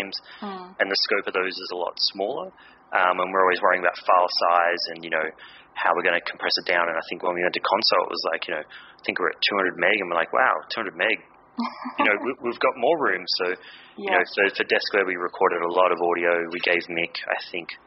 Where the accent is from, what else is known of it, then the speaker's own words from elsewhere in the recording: Australia; being Aussie